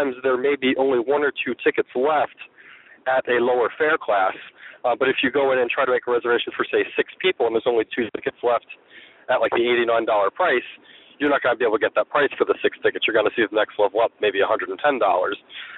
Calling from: New Hampshire, United States; I'm from New Hampshire.

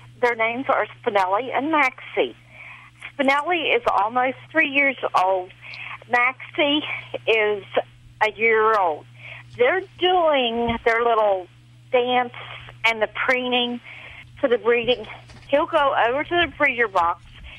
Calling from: West Virginia, United States; I'm calling from West Virginia.

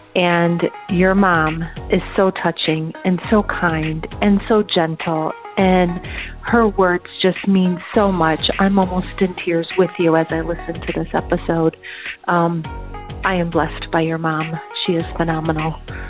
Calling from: Canton, Georgia, United States; I'm calling from Canton, Georgia

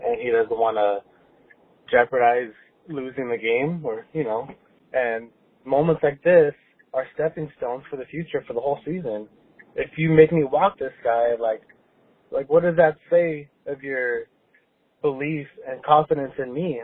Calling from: Diamond Bar, California, United States; I'm calling from Diamond Bar

